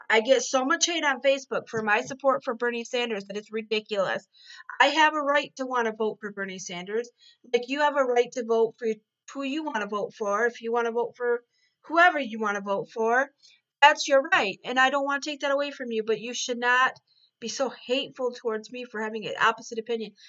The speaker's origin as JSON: {"language": "English", "country": "Ireland", "said": "I was born in 1979. Um, I'm Irish and I'm a juggalette"}